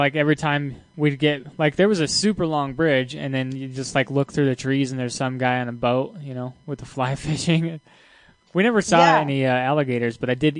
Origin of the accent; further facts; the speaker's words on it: California, United States; now in Wyoming, United States; I was born in California.